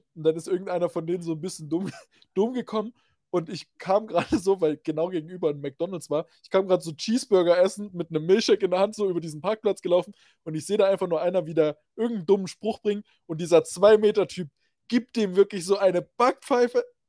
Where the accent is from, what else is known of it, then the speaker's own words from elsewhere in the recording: Reichenbach, Germany; in meiner Geburtsstadt, das ist Reichenbach